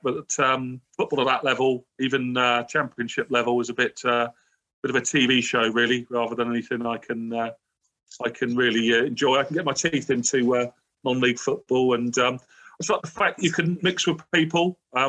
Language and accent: English; Reading, South East England, United Kingdom; also born or lived in Maidenhead; I'm not Maidenhead born and bred. I'm down the road, actually. I was born in Reading.